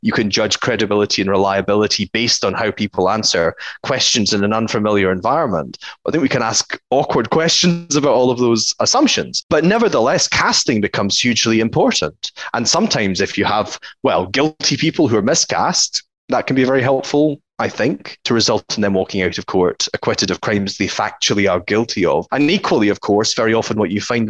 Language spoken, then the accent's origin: English; Mid-Argyll, Scotland, United Kingdom; I grew up in the West Coast in Mid-Argyll.